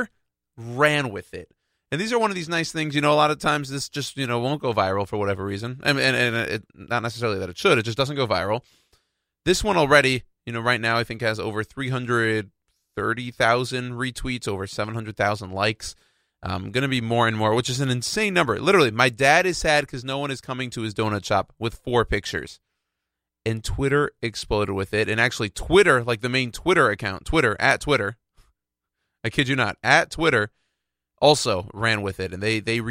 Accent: Houston, Texas, United States; my hometown in Houston

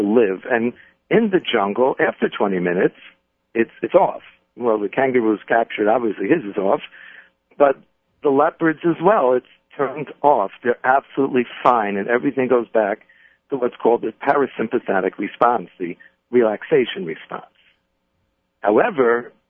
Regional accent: New York City, New York, United States; my growing up in the Bronx

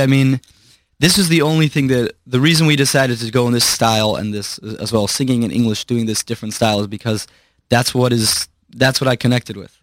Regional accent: Chicago, Illinois, United States; born or raised there; also born or lived in Brooklyn, New York

